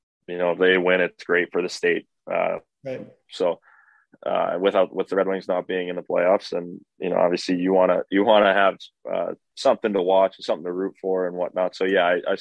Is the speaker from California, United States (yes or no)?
no; Minnesota, United States; moved away as an adult; growing up in Minnesota